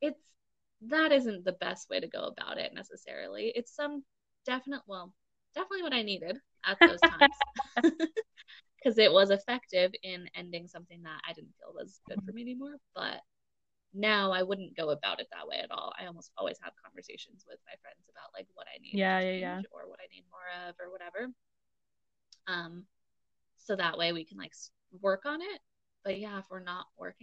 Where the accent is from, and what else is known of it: Seattle, Washington, United States; born or raised there; moved away